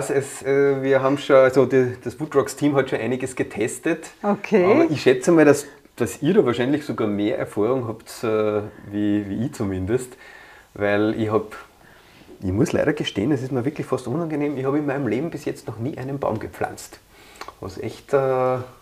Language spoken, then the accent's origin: German; Vienna, Austria; In Wien, wo ich herkomme, ist das gar nicht so leicht